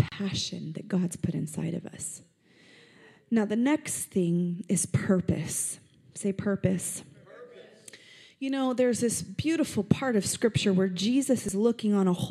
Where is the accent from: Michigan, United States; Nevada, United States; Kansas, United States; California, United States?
Nevada, United States; Las Vegas; I'm from Vegas. I'm born here, and it's my city.